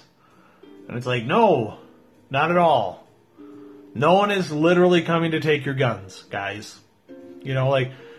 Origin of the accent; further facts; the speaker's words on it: Midwest, United States; That's how we were raised here in the Midwest